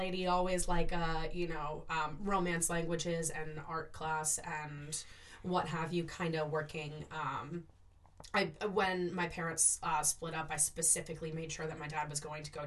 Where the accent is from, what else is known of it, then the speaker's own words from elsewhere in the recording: near Gloucester, Manchester by the Sea, North Shore of Massachusetts, United States; also born or lived in Staten Island, New York / Boston; I grew up on the North Shore of Massachusetts.